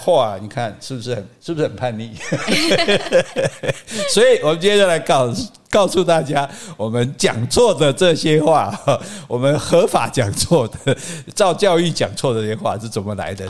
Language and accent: Chinese; Sanxing, Yilan County, Taiwan; 我依然啊，我依然三生乡出世